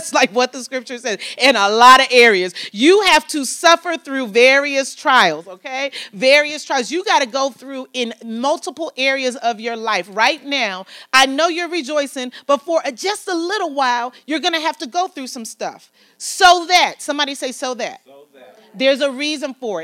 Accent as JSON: {"language": "English", "country": "United States", "said": "I'm an American"}